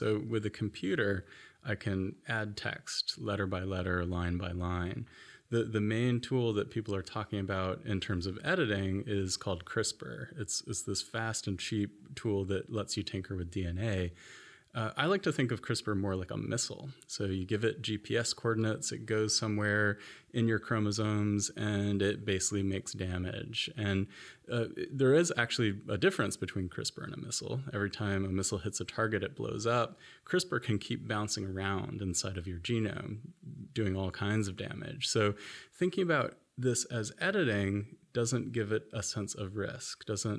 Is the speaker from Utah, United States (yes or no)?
no; Florida, United States; accent: American; also born or lived in Tennessee / Ohio / Washington, D.C.; So I grew up in Florida, sort of the Sunshine State, the beautiful beach part of the U.S.